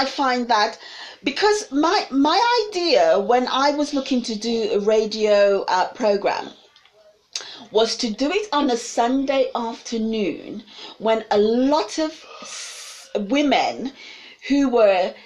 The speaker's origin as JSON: {"language": "English", "country": "United Kingdom", "said": "we as British people"}